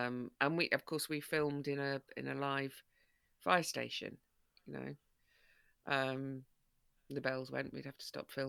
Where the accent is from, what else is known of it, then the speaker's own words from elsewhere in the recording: Broxtowe, East Midlands, United Kingdom; that's part of why I became patron of Broxtowe Women's Project, is because it's my hometown where I grew up.